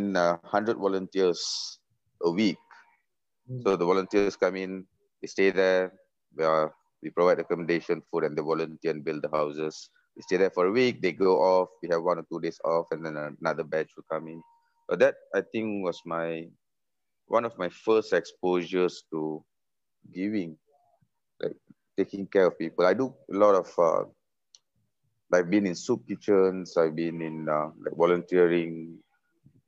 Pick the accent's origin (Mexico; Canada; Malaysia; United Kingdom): Malaysia; moved away; that's Malaysia. That's being a Malaysian